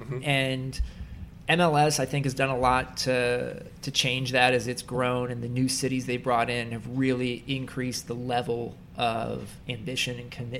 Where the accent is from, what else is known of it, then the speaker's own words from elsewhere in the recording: Kansas, United States; I grew up in Kansas with Kansas basketball.